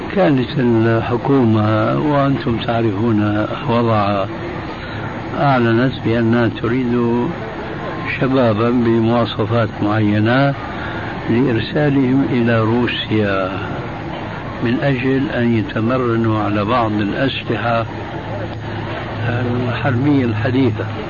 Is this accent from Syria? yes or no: yes; Syria; عندنا في الشام